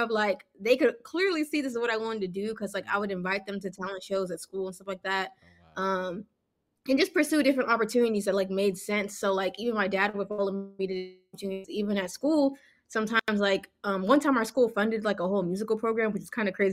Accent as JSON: {"language": "English", "country": "Nigeria", "moved": "yes", "lives_now": "United States", "said": "Yeah, so Wande, well, I'm actually Nigerian, so hey, Africa, Um, we pulled up to America."}